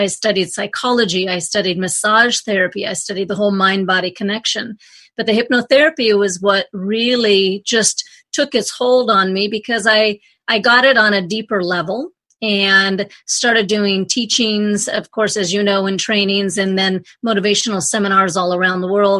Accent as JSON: {"language": "English", "town": "Anchorage", "region": "Alaska", "country": "United States", "tie": "born or raised there", "said": "The story is I grew up in Anchorage, Alaska, and I was always just a little bit more different than my friends and my family."}